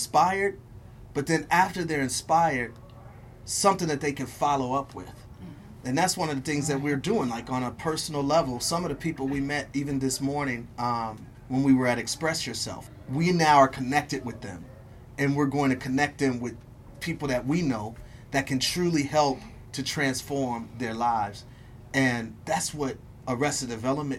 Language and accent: English; Milwaukee, Wisconsin, United States; I'm from Milwaukee